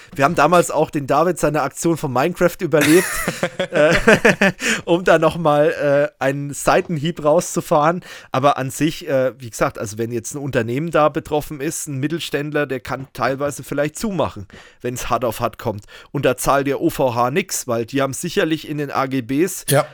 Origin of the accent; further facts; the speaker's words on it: Germany; bei uns in Deutschland